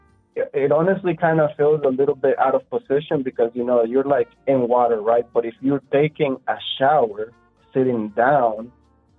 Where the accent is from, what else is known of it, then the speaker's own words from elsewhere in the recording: Honduras; now in Orlando, United States; I grew up in Honduras